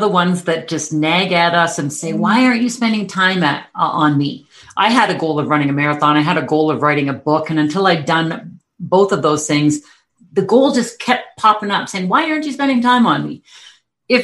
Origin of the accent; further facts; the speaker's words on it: Calgary, Alberta, Canada; I am from Calgary, Alberta, Canada, in the Rocky Mountains